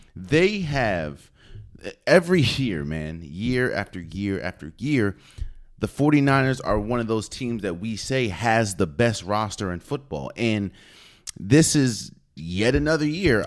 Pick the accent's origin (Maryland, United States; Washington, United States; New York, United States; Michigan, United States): Maryland, United States; near FedEx Field, Maryland area, United States; I'm from the Maryland area. Hell, I grew up pretty much ten minutes away from the, from FedEx Field